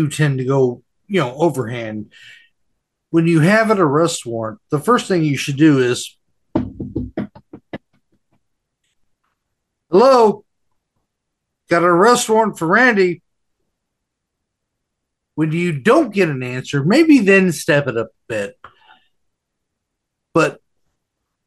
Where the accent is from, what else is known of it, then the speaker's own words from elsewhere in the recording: California, United States; moved away; I know I'm from there